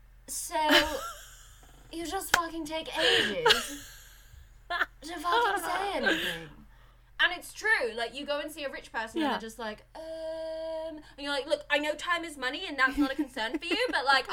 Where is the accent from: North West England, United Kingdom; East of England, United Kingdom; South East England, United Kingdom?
East of England, United Kingdom; There's no real reason for me to talk posh, because I'm from Suffolk and we should sort of sound very sort of farmery, like right bar, have you got a light boy? That's where I come from. There's a real sort of Suffolk accent that I don't have